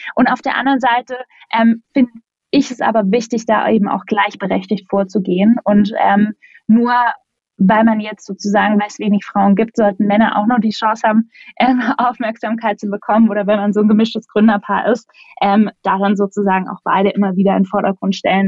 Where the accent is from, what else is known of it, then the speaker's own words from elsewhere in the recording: Black Forest, Baden-Württemberg, Germany; moved away as an adult; also born or lived in North Rhine-Westphalia; now in Berlin, Germany; Ich komme aus dem Schwarzwald, meine Mama ist Kanadierin